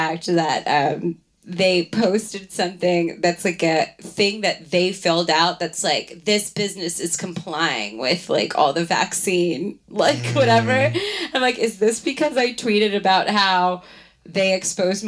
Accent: Baltimore, Maryland, United States; moved away; I am from Baltimore

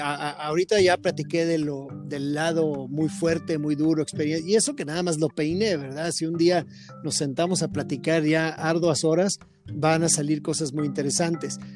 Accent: Tijuana, Baja California, Mexico; crecí en el Club Campestre de la ciudad de Tijuana

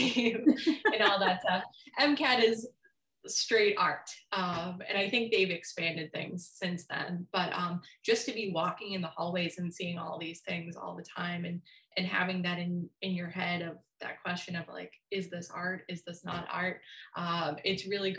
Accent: Brockton, Massachusetts, United States; moved away as an adult; now in Minnesota, United States; I'm originally from Brockton, Mass. And it's kind of how people describe it as like a inner city. It's a gigantic high school.

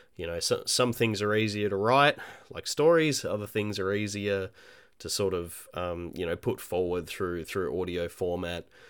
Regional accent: Australia; also born or lived in Melbourne; I'm an Australian independent, uh, game developer

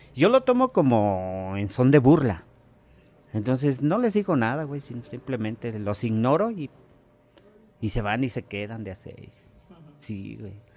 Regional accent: Mexico; also born or lived in Xonacatlán, State of Mexico; como mexicano

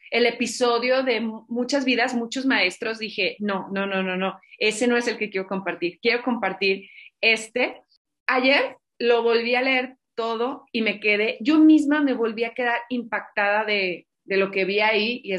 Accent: Zacatecas, Mexico; born there; yo nací en Zacatecas, la segunda de cinco hermanas

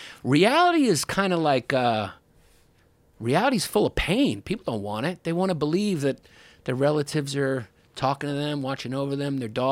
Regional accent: Long Island, New York, United States; I'm from Long Island.

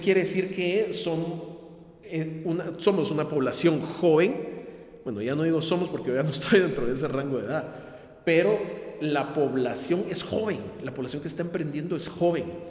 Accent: Guatemala; mi país, en Guatemala

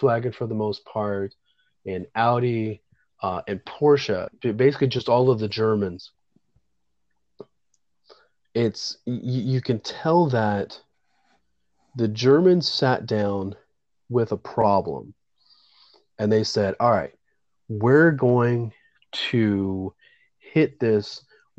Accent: Central Florida, United States; I grew up in Central Florida

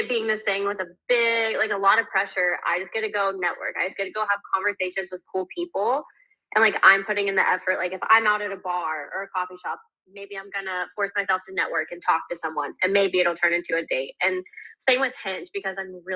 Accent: Houston, Texas, United States; I'm from Houston, Texas

